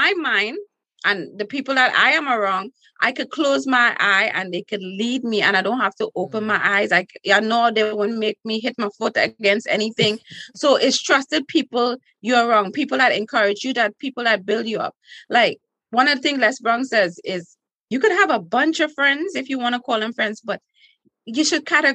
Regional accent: Trinidad & Tobago; accent: Trinidadian; now in United States; in school in Trinidad

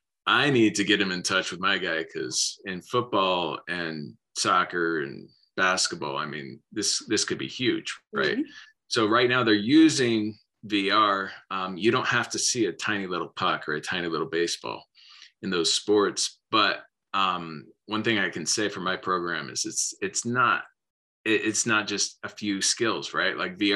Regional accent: Philadelphia, Pennsylvania, United States; born there; So I was born in Philly in 76. And so I've always been loyal to that, even though I've moved around.

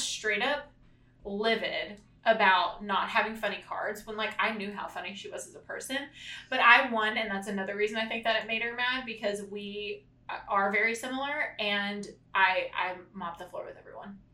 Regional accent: Corsicana, Texas, United States; we're from Corsicana

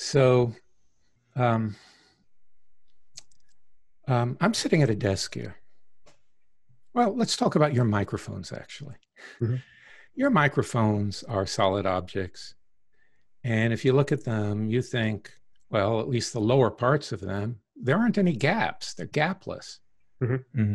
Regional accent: Deep South, United States; I grew up in the Deep South in the 50s and 60s, tail end of the Jim Crow era

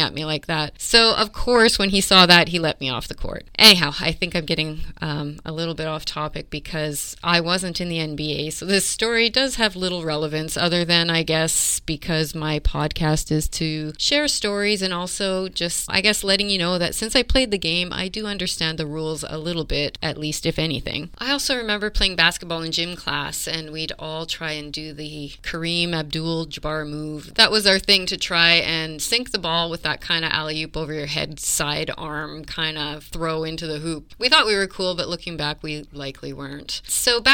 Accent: Canada; I'm Canadian

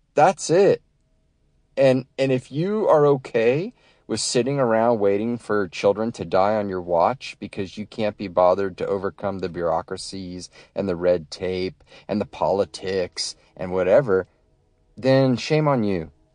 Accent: United States; an American who has, uh, you know, gone overseas

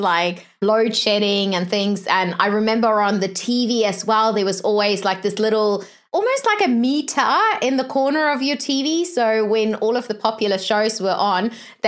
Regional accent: South Africa; moved away; originally I'm from South Africa

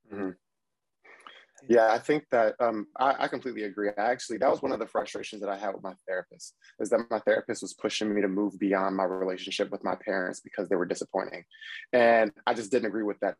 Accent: Trenton, New Jersey, United States; also born or lived in Washington, D.C.; now in New York City, United States; I'm from Trenton, New Jersey

